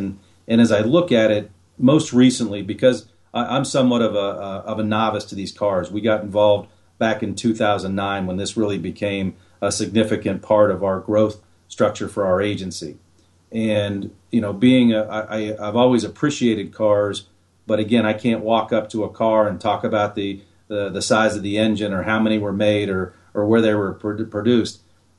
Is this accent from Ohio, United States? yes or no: yes; Ohio, United States; I grew up in Central Ohio and there's some beautiful rolling hills there